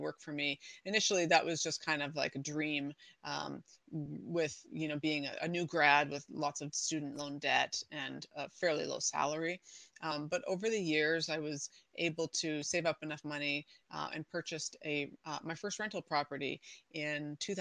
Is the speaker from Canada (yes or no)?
yes; Canada; moved away as an adult; now in San Diego County, United States; I am from Canada originally.